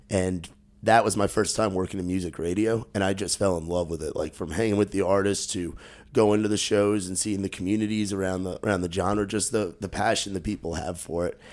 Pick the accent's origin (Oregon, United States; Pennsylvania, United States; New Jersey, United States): New Jersey, United States; moved away; also born or lived in New York; growing up in Jersey